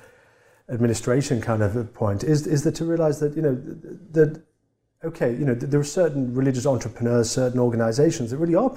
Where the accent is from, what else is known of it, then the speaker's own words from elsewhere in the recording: Tipton, West Midlands, United Kingdom; moved away; in the area I grew up in England. I'm from a town that not many of us got out of. I'm from a town called Tipton